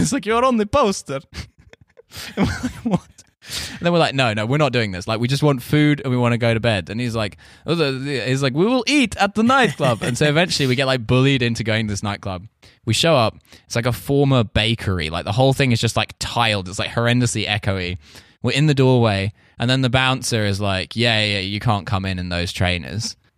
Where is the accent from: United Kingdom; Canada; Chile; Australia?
United Kingdom; moved away; also born or lived in Russia; I'm British